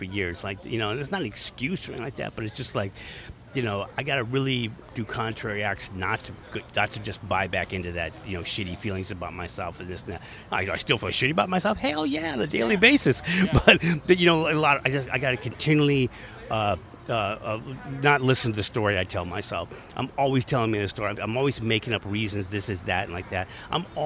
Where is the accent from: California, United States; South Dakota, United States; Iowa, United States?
California, United States; San Francisco; I'm from San Francisco